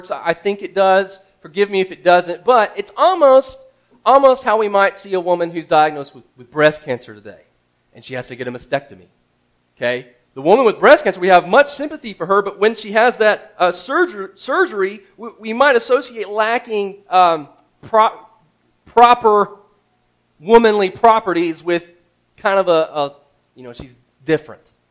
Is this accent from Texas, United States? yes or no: yes; Houston, Texas, United States; Houston just seemed like a really good, like, Houston. I'm from Houston, you know.